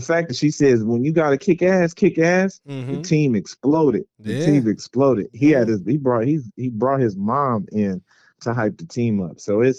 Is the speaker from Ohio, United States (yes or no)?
yes; Cleveland, Ohio, United States; I was in Cleveland, raised in Cleveland